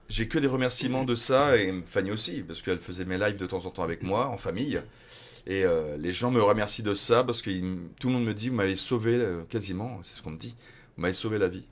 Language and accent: French; Dunkirk, Hauts-de-France, France; also born or lived in Lille; je suis de Dunkerque